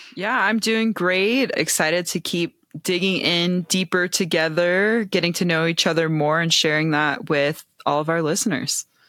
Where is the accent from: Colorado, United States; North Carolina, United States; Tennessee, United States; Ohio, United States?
Ohio, United States; Cincinnati; also born or lived in Bay Area; now in New Mexico, United States; I'm from Cincinnati originally.